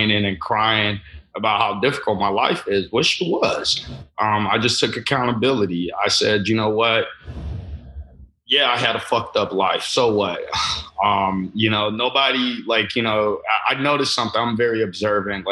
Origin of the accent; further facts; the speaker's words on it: Chicago, Illinois, United States; also born or lived in Lagos, Nigeria; Yeah, I came from Lagos, Nigeria. I moved to Chicago, Illinois at the age of 5